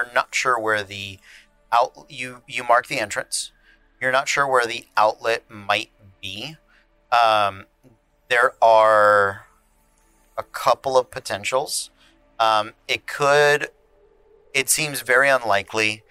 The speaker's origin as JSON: {"language": "English", "region": "Florida", "country": "United States", "said": "we're from Florida"}